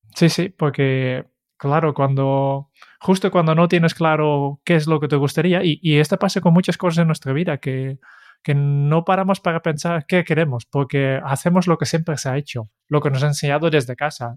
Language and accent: Spanish; Netherlands; Spanish is a second language; now in Spain; soy, holandés